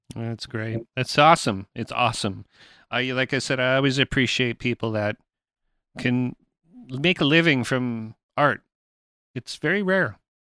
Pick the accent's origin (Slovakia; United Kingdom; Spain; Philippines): United Kingdom; England; now in Canada; I'm born in England